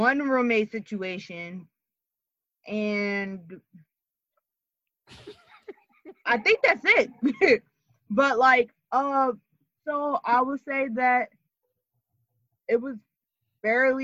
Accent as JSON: {"language": "English", "town": "Camden", "region": "New Jersey", "country": "United States", "tie": "born or raised there", "said": "I'm from Camden, but I've grown up more suburban than anything."}